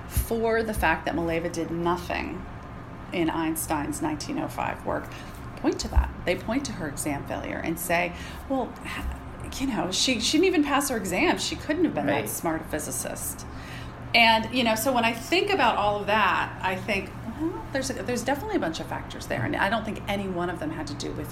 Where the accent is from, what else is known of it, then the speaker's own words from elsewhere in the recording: Pittsburgh, Pennsylvania, United States; I'm from Pittsburgh, which is home of Andrew Carnegie